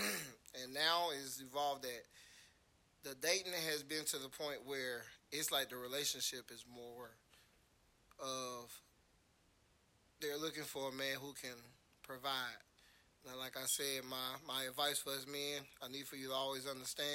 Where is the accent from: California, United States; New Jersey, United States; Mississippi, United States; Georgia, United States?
Georgia, United States; Atlanta; I'm from Atlanta